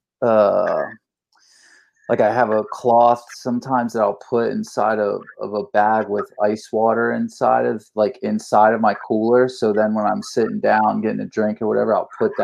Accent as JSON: {"language": "English", "town": "St. Petersburg", "region": "Florida", "country": "United States", "tie": "born or raised there", "also_born_or_lived": "Jacksonville", "said": "I grew up in St. Pete and started skateboarding in 1988."}